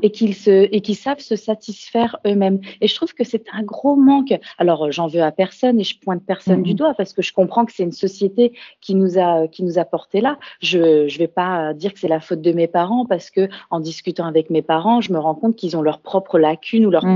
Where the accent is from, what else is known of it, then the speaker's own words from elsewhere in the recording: Burgundy, Bourgogne-Franche-Comté, France; moved away as an adult; also born or lived in Australia / Lyon; On est originaire de Bourgogne euh, dans Lyon